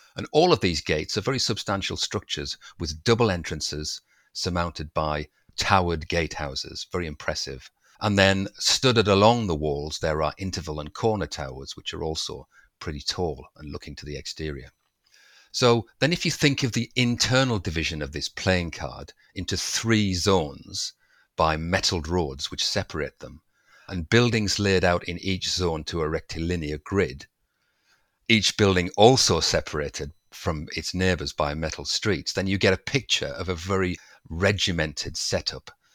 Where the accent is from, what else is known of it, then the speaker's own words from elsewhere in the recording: Durham, North East England, United Kingdom; I'm from Durham, not too far away, and I was in my early teens